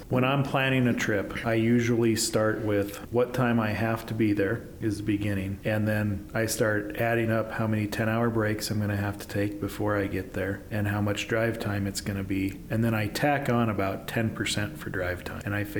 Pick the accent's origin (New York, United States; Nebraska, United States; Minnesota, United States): Nebraska, United States; now in Utah, United States